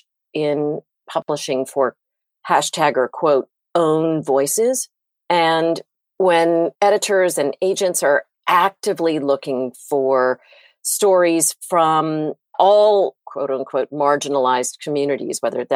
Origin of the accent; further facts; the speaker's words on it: United States; also born or lived in Virginia / North Carolina; now in Wilmington, United States; growing up in Virginia and North Carolina